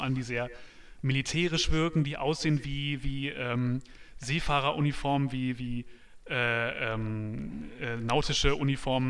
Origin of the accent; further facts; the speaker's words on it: North Rhine-Westphalia, Germany; ich komme ja vom, vom Land, vom Niederrhein